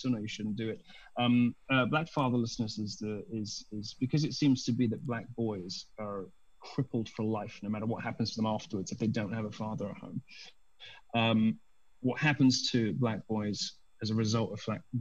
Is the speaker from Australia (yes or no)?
no; United Kingdom; I'm just British